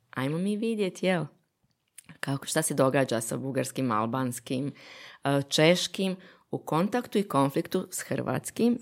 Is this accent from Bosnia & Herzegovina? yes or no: yes; Bosnia & Herzegovina; moved away; sam odrasla u Bosni